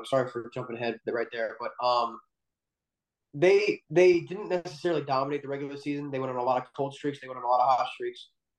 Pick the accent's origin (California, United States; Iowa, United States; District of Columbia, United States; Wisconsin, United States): District of Columbia, United States; Washington; growing up in Washington, D.C., I'm supposed to hate the Phillies